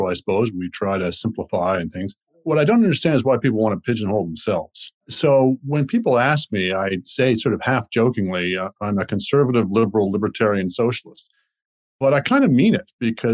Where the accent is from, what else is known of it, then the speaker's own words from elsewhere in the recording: Winnipeg, Manitoba, Canada; moved away; I grew up in Winnipeg, but also that I moved somewhere else.